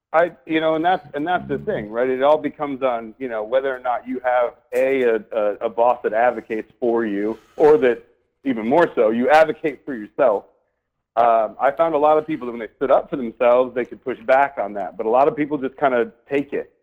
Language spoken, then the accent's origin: English; Michigan, United States; I'm a Midwest kid. I grew up in in Michigan, watched our jobs go away